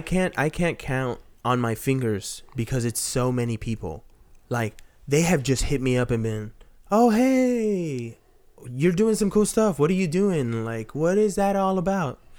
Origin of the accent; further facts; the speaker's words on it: Texas, United States; I'm from Texas